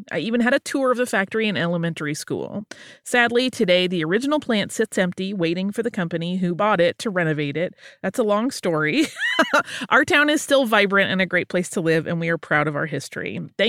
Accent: North Canton, Ohio, United States; I grew up and live in North Canton, Ohio, where the Hoover vacuum was made. In fact, I live just down the street from the house where it was initially made.

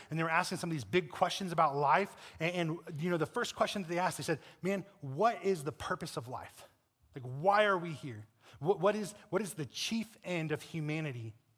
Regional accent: Colorado, United States; I'm from Colorado

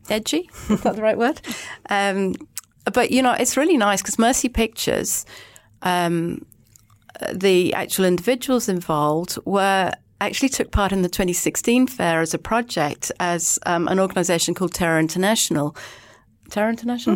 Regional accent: England, United Kingdom; now in Auckland, New Zealand; I'm English

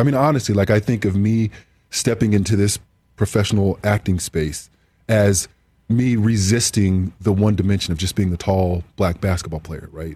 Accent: Southern California, United States; growing up in Southern Southern California

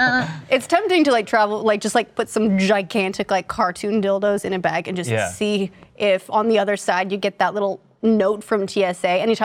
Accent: Utah, United States; I grew up in Utah

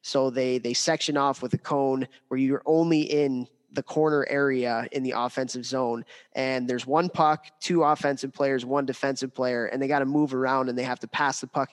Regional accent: United States; as an American that loves hockey, as an American that loves World Juniors

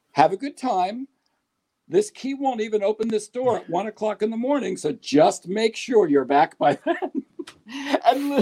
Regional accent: Pittsburgh, Pennsylvania, United States; now in Hudson, United States; I was from Pittsburgh. I'm from Pittsburgh

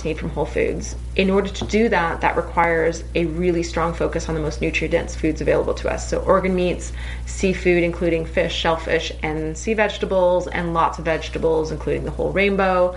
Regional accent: Canada; I'm Canadian

